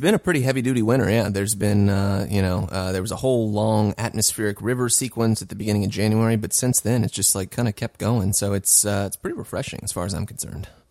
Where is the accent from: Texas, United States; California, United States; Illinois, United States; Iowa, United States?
California, United States; moved away as an adult; also born or lived in Los Angeles / New York; I've been in California for twenty-seven of my thirty years